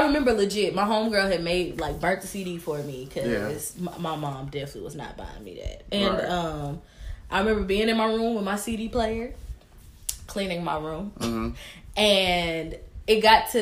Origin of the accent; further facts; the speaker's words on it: Tennessee, United States; I'm from Tennessee